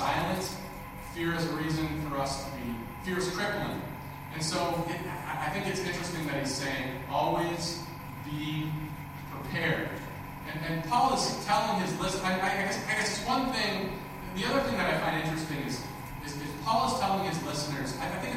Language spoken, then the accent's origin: English; Minnesota, United States; I grew up in Minnesota